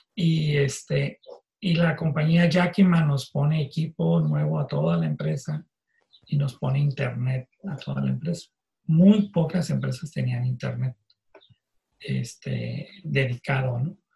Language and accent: Spanish; Tijuana, Baja California, Mexico; also born or lived in Mexicali; yo soy de Mexicali, yo nací en Mexicali, pero a los dos años mi familia se mudó a Tijuana